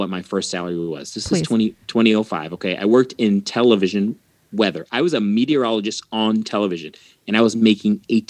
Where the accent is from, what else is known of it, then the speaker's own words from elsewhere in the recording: Mexico; also born or lived in Texas; I'm originally from Mexico through Texas.